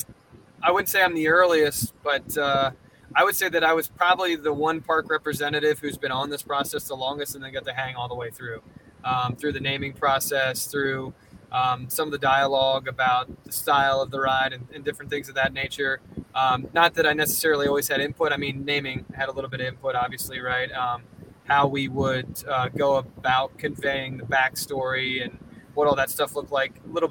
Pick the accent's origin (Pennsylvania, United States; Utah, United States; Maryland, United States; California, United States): Pennsylvania, United States; Coatesville; I grew up around Coatesville, Pennsylvania, and it was built around Lucan Steel.